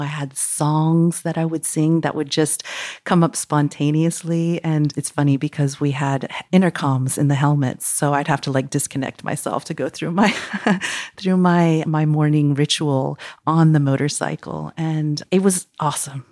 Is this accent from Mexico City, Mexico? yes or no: yes; Mexico City, Mexico; now in Costa Rica; I'm originally from Mexico City